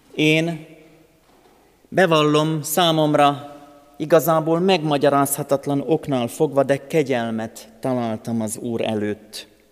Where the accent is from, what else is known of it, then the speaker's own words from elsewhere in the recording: Hungary; a szülőföldemért, azért, hogy magyar vagyok